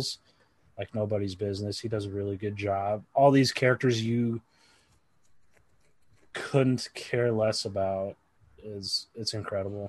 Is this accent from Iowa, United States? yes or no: yes; Iowa, United States; I'm from Iowa